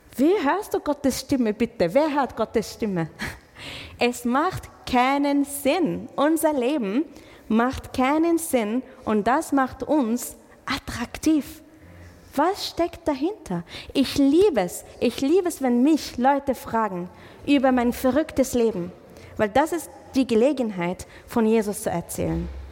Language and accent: German; Israel; German is a second language; now in Germany; ich komme aus Israel